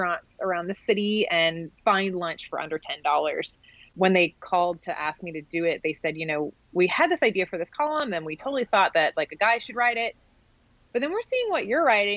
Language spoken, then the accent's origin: English; Dallas, Texas, United States; also born or lived in Austin, Texas; I grew up in Dallas